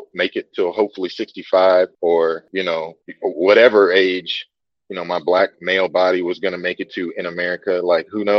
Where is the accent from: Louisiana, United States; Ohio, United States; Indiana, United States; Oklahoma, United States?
Oklahoma, United States; Tulsa; moved away as an adult; now in Costa Rica; I'm from Tulsa, Oklahoma.